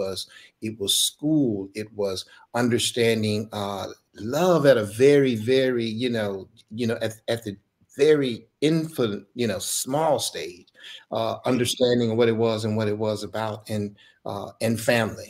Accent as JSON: {"language": "English", "town": "Dallas", "region": "Texas", "country": "United States", "tie": "born or raised there", "said": "Dallas born and raised"}